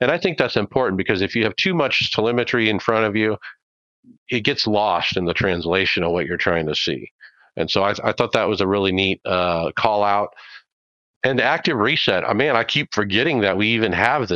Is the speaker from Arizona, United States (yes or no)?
yes; Arizona, United States; I'm from Arizona